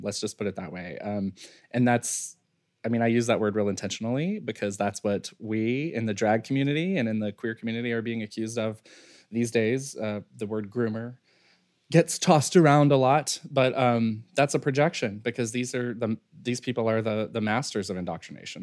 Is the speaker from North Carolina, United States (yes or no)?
yes; Western North Carolina, United States; I grew up in Western North Carolina